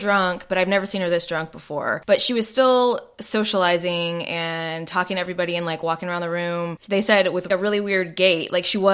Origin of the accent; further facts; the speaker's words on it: Arlington, Texas, United States; moved away; I grew up in Arlington, Texas